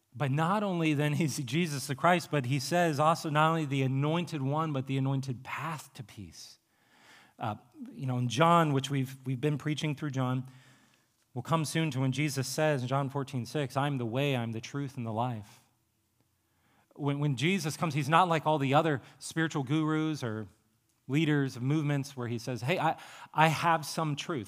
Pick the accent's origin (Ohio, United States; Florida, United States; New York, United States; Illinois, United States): Ohio, United States; Appalachian; I'm from Appalachia, Ohio